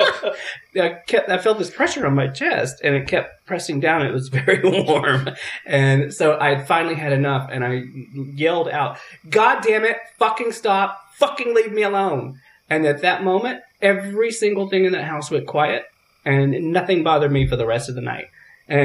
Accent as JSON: {"language": "English", "region": "the South", "country": "United States", "said": "I'm from the South."}